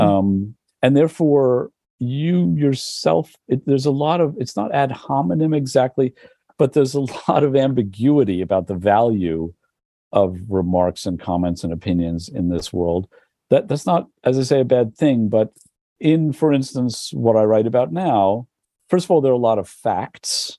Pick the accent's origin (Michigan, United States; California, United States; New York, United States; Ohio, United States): New York, United States; moved away as an adult; also born or lived in Berlin; I grew up too. I, in the village